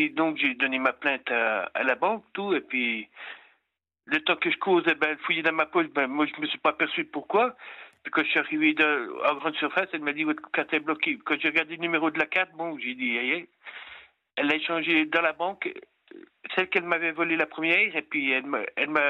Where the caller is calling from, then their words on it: Pontarlier, Bourgogne-Franche-Comté, France; Moi 56 ans, puis je suis de Pontarlier.